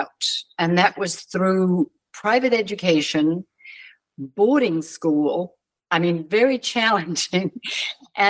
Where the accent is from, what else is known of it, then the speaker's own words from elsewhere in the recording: London, United Kingdom; I was born outside London. My parents had moved from Wales and lived in southwest London.